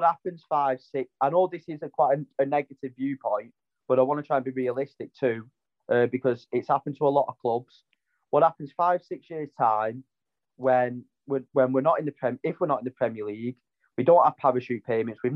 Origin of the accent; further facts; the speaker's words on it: Wigan, North West England, United Kingdom; My hometown's Wigan.